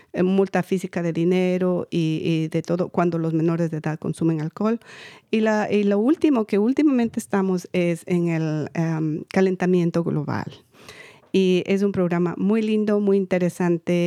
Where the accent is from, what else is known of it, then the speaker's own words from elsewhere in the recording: Quito, Pichincha, Ecuador; now in United States; yo soy de Ecuador, Quito, Ecuador. Eh, inmigré en el 90